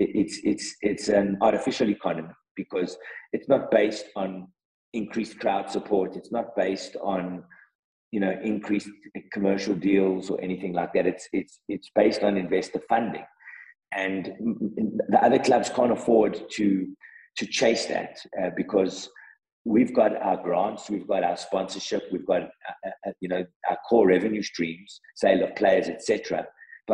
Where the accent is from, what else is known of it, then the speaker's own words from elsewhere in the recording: South Africa; as a South African football loving person and a football administrator in the game